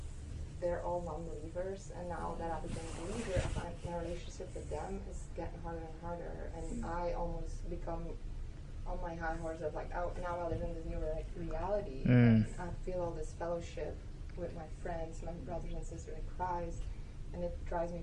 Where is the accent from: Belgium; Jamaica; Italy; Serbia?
Belgium; moved away; I'm from Belgium